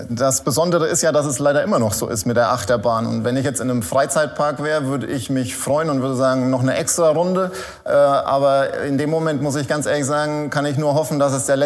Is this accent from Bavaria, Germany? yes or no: yes; Bavaria, Germany; accent: Franconian; In Franken, ähm, genau genommen in Unterfranken.